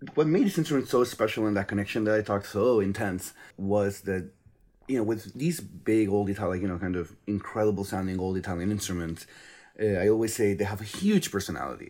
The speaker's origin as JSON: {"language": "English", "country": "Spain", "moved": "yes", "lives_now": "United States", "said": "I'm originally from Spain, but I've been living in the U S for quite a while now."}